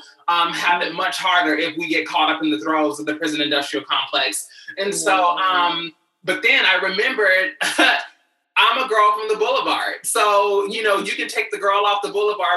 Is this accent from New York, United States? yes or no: no; Louisville, Kentucky, United States; moved away as an adult; now in Los Angeles, United States; I'm originally from Louisville, Kentucky, moved out here to LA at 19 years old